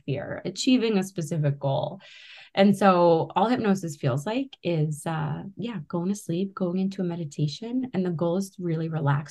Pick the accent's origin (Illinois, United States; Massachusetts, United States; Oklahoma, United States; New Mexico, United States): Massachusetts, United States; Boston; I grew up around the Boston area.